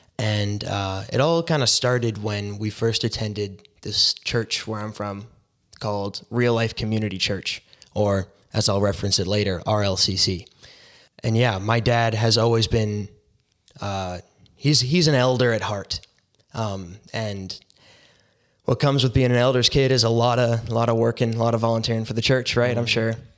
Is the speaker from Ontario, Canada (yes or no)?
no; Surrey, British Columbia, Canada; I'm 19 years old. I grew up in Surrey, BC.